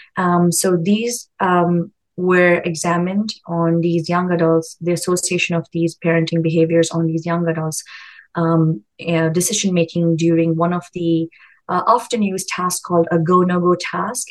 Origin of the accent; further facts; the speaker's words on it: India; moved away; I come from India. It's a more collective society. And um, now raising my own child here in a very individualistic society